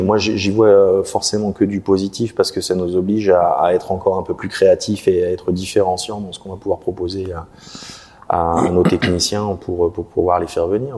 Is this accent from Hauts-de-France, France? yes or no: no; Contrexéville, Grand Est, France; je suis de Contrexéville